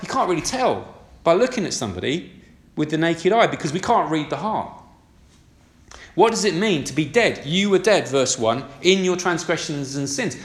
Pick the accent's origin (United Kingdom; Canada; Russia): United Kingdom; We're decent British citizens